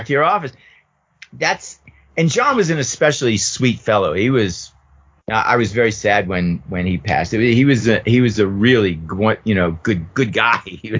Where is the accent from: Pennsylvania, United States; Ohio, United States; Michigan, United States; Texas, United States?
Pennsylvania, United States; Pittsburgh; moved away; from Pittsburgh